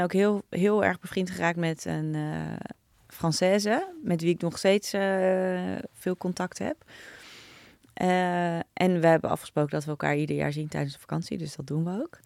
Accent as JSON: {"language": "Dutch", "town": "Naarden", "region": "North Holland", "country": "Netherlands", "tie": "born or raised there", "said": "Ik ben opgegroeid in Naarden"}